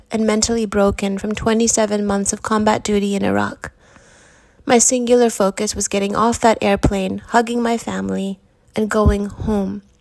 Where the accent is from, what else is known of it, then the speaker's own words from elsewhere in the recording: Seiad Valley, California, United States; My hometown is along the Klamath River in Northern California. I've written in the Eighth Day column about some of the history of the area. Seiad Valley, where I grew up, is a former logging town with fewer than 300 people.